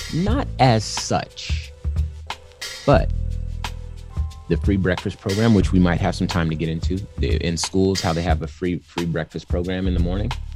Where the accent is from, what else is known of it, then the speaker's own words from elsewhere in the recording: California, United States; I was born in California.